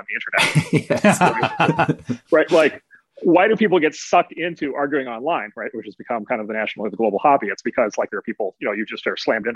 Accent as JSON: {"language": "English", "region": "Midwest", "country": "United States", "said": "as a Midwesterner"}